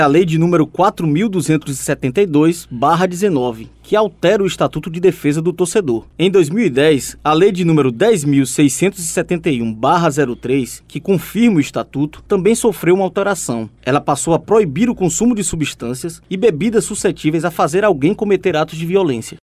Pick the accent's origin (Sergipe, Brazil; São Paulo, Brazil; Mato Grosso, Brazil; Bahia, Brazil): Bahia, Brazil; como bom baiano